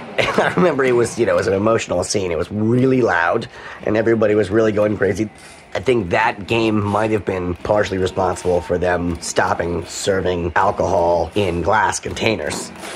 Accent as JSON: {"language": "English", "region": "New York", "country": "United States", "tie": "born or raised there", "said": "I'm from New York, born and raised here."}